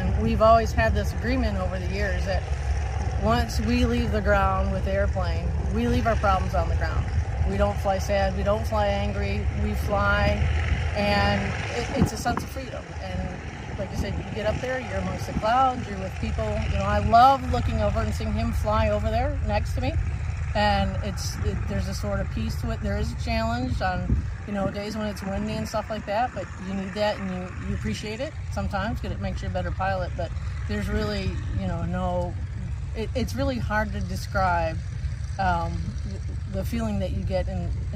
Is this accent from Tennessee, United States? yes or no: no; Southwest Illinois, United States; also born or lived in Salem; I'm originally from Southwest Illinois as well, but we live in Salem